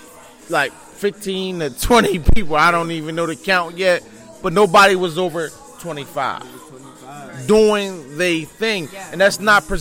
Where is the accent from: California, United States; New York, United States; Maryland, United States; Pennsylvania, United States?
Pennsylvania, United States; Philadelphia; You know, listen, I'm from West Philly, born and raised, I must say.